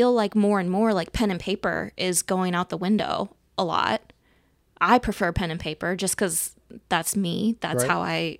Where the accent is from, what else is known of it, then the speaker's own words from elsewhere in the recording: Illinois, United States; so I grew up in Central Illinois, so we were Chicago Bulls fans